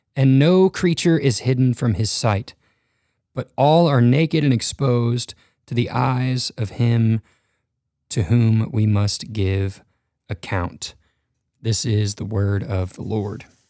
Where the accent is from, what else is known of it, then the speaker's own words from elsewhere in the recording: North Texas, United States; originally I grew up in North Texas